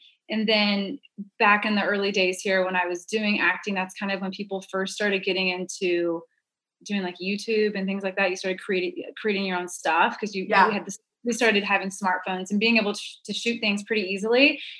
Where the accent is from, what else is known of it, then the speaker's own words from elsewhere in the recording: Duncan, Oklahoma, United States; We lived the first 10 years of my life. We were in a small town, Duncan, Oklahoma